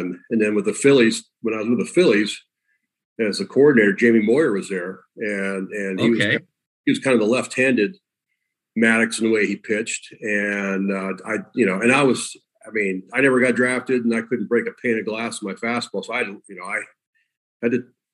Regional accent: Los Angeles, California, United States; I grew up in L.A.

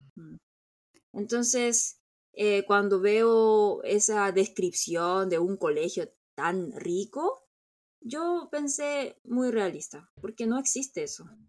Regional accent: South Korea; yo crecí en San Mundón

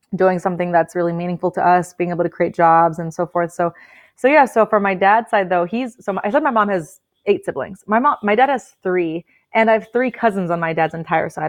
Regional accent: Oxnard, California, United States; first language Spanish; English is a second language; I'm born and raised in Oxnard

